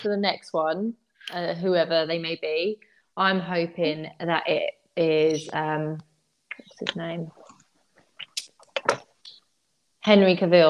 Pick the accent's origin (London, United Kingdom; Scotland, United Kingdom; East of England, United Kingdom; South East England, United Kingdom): London, United Kingdom; accent: Cockney